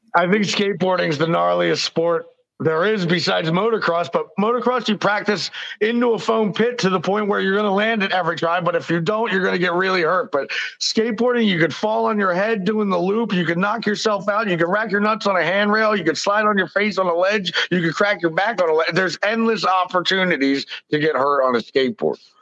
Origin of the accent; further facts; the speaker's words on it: Philadelphia, Pennsylvania, United States; I'm 43. I was born in Philly. I'm Sicilian.